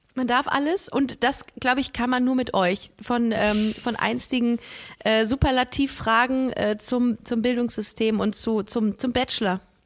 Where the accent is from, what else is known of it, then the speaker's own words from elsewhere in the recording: Düsseldorf, North Rhine-Westphalia, Germany; Bei uns in Düsseldorf hat man bei einem 4-0er Abi ein Auto geschenkt bekommen von der Sparkasse